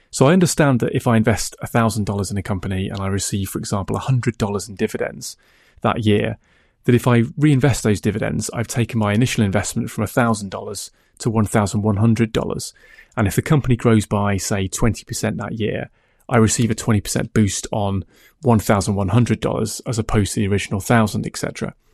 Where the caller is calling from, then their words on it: England, United Kingdom; I'm contacting you from England.